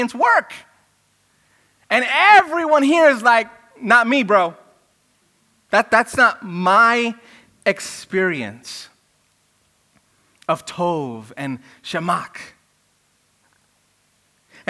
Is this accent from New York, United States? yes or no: yes; New York City, New York, United States; I grew up in Brooklyn where there were rap battles all the time